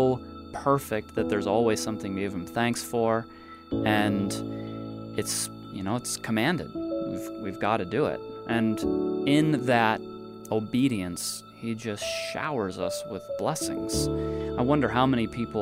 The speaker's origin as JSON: {"language": "English", "country": "United States", "said": "being an American"}